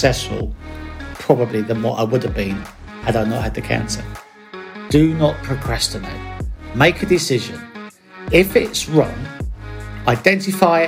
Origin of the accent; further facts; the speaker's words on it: Bromley, London, United Kingdom; I grew up in South London in Bromley